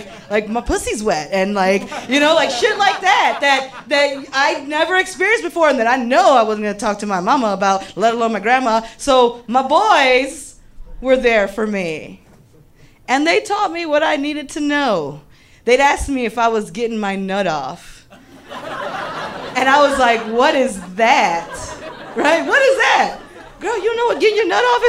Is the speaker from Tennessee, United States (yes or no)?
no; Cortez and Kedzie, Illinois, United States; I grew up on Cortez and Kedzie, and I was the oldest girl on the block.